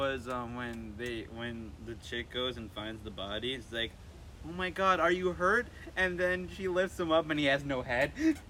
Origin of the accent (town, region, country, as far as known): Irvington, New York, United States; born or raised there